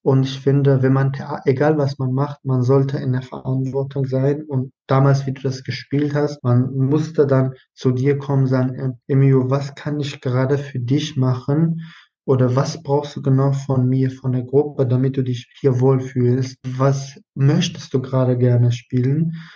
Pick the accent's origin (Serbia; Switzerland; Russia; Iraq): Iraq; German is a second language; now in Germany; Ich bin halt dann auch im Irak geboren, aufgewachsen und ich habe da zwei Sprachen